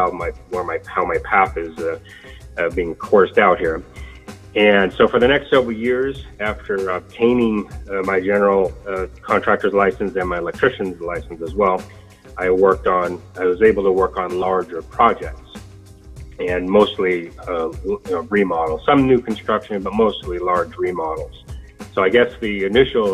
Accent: Sacramento, California, United States; I am from Sacramento, and I attended Sacramento State University

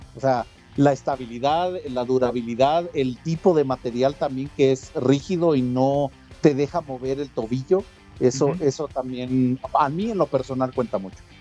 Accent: Mexico; a nosotros en específico como eh, como se llama como mexicanos

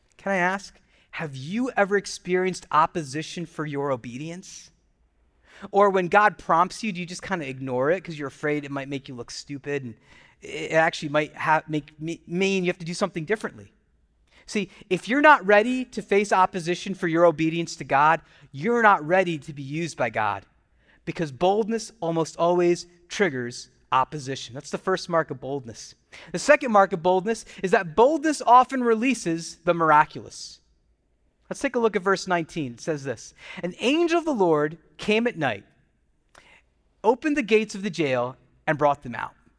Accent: United States; I grew up as a kid being Indian American. My parents were immigrants

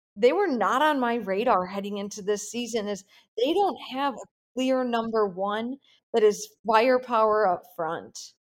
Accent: Midwest, United States; I'm not from the Southeast area. I'm Midwest born and raised

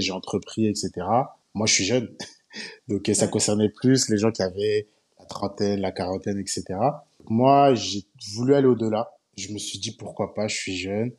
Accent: Paris suburbs, Île-de-France, France; moved away as an adult; also born or lived in China; now in Abidjan, Côte d'Ivoire; j'ai grandi en banlieue parisienne.

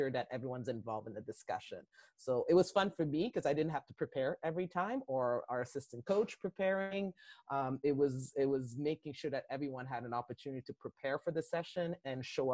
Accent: Sorel, Quebec, Canada; I'm from Quebec. I lived in Sorel, Quebec.

